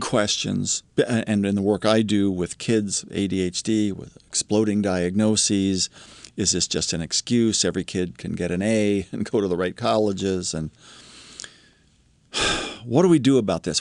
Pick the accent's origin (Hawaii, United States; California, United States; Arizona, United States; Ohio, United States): Ohio, United States; Columbus; My little sister and I grew up in Columbus, Ohio